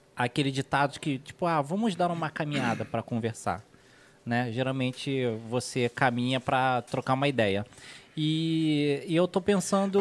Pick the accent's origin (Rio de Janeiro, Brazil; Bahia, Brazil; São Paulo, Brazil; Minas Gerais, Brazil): Rio de Janeiro, Brazil; moved away; eu sou do Rio